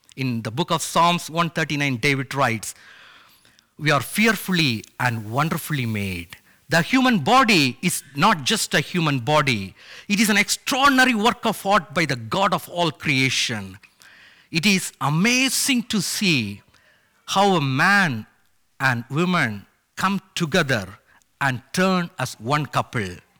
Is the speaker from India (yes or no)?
yes; India; moved away; my parents took me and my sister to show the huge O M ship logos Hope at my home state in India